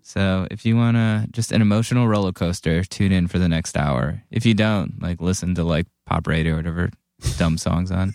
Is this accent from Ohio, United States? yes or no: yes; Cleveland, Ohio, United States; I grew up in Cleveland